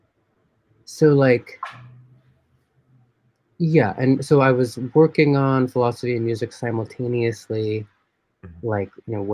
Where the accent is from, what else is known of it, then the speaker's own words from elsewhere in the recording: New York, United States; I grew up mostly in New York